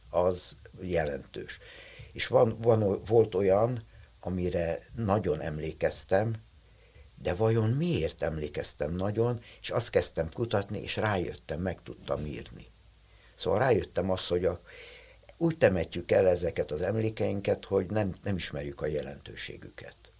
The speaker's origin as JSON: {"language": "Hungarian", "region": "Budapest", "country": "Hungary", "tie": "born or raised there", "said": "én egy telekitéri szobakonyhában nevelkedtem, voltam kisgyerek"}